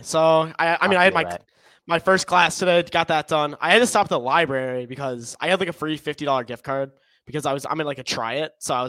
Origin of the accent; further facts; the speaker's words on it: Chicago, Illinois, United States; I'm currently a student at the University of Kentucky, and we are both from Chicago.